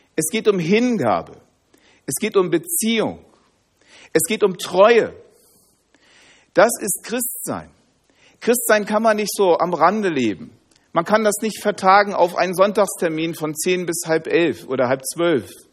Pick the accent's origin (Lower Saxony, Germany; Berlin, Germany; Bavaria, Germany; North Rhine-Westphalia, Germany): Lower Saxony, Germany; Hanover; Ich komme aus Hannover